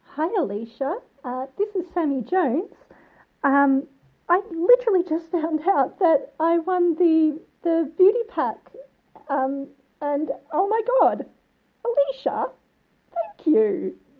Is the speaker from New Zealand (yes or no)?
no; Mornington Peninsula, south of Melbourne, Victoria, Australia; accent: Australian; now in Brighton, United Kingdom; grew up on the Mornington Peninsula, south of Melbourne, and now I'm living in Brighton in the U K